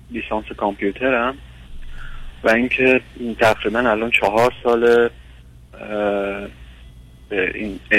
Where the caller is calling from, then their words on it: Iran; من از ایران هستم